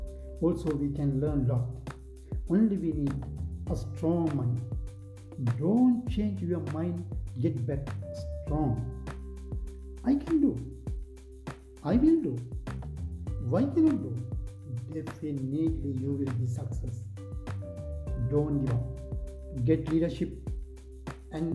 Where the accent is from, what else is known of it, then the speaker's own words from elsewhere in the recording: Sri Lanka; I am from Sri Lanka